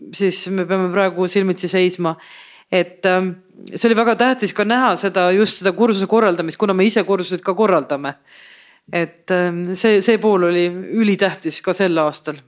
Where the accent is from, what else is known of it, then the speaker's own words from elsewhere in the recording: Estonia; kust riigist ma olen, ma ütlen Eestist